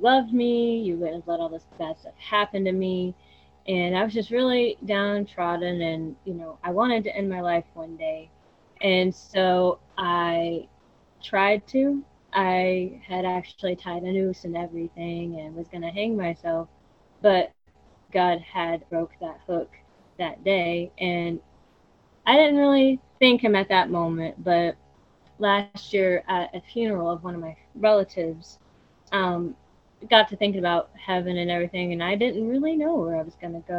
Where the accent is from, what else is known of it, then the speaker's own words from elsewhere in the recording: Knoxville, Tennessee, United States; I'm from Knoxville, Tennessee.